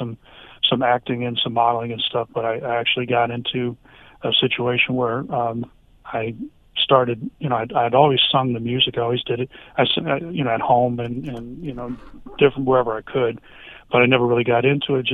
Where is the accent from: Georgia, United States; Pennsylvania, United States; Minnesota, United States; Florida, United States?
Florida, United States; South; South Florida is home base